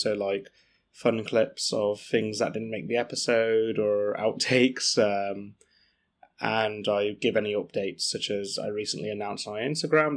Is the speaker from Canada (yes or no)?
no; England, United Kingdom; as true English people